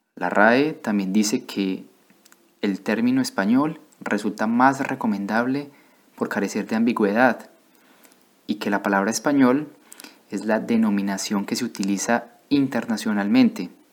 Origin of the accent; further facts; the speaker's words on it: Colombia; moved away as an adult; also born or lived in Bordeaux, France; now in France; vengo de Colombia, pero actualmente vivo en Francia